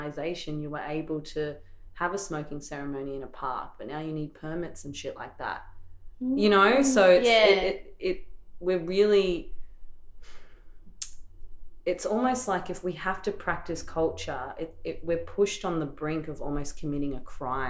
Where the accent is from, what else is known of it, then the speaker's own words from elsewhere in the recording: Torres Strait Islands, Queensland, Australia; now in Melbourne, Australia; I don't have access to a lot of Torres Strait Islanders here. All my mob's back up home